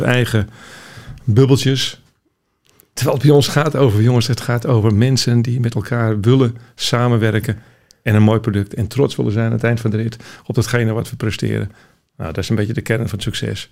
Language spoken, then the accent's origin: Dutch; Randstad, Netherlands; Ik kom zelf uit de Randstad